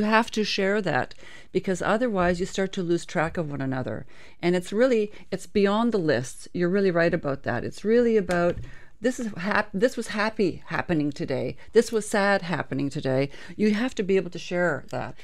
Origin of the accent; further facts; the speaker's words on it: Canada; as a Canadian